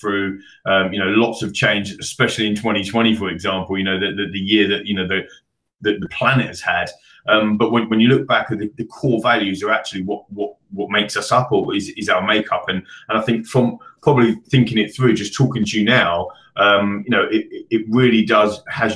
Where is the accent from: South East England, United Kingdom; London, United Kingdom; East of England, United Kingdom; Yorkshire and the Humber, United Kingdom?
London, United Kingdom; I grew up in Northwest London, the end of the Central Line